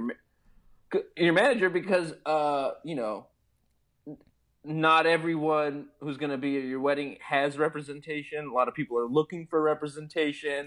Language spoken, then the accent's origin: English; Beirut, Beirut Governorate, Lebanon; moved away; growing up in Beirut